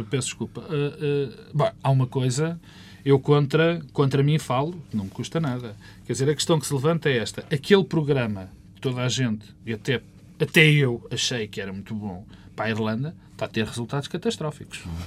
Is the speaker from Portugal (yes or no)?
yes; Portugal